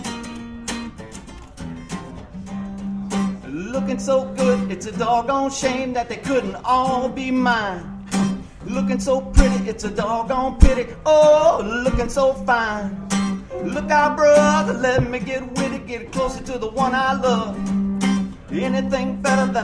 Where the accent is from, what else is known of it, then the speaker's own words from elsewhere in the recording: White Castle, Louisiana, United States; I grew up in White Castle